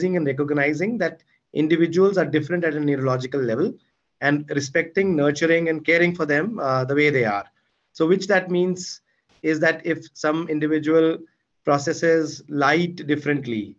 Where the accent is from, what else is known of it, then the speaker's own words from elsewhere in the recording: Chandigarh, India; moved away as an adult; I grew up in Chandigarh. Still love the place, even though it's been 20 years I left it.